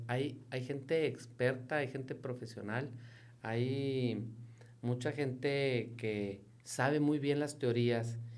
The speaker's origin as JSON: {"language": "Spanish", "region": "Nuevo León", "country": "Mexico", "said": "Somos mexicanos, yo 100% mexicano me arraigo, pero soy neoleonés y queremos ver a nuestra tierra prosperar"}